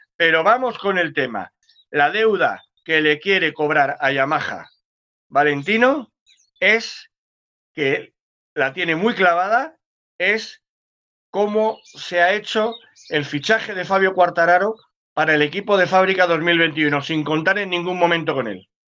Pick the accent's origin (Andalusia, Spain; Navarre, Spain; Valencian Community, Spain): Andalusia, Spain; Cádiz; soy de Cádiz